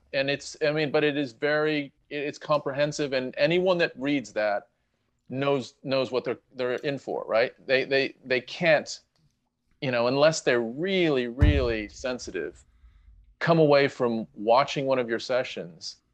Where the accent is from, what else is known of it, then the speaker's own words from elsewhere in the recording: United States; moved away; I'm Ameri-, we're American